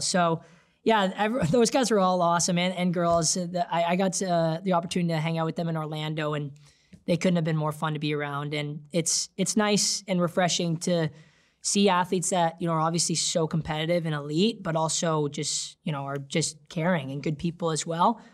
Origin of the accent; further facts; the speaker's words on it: Canada; I came on board as a Canadian